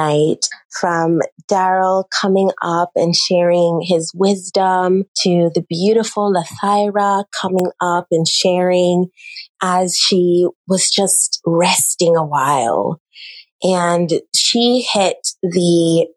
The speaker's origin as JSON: {"language": "English", "country": "Jamaica", "tie": "born or raised there", "said": "from a little girl growing up in the island of Jamaica"}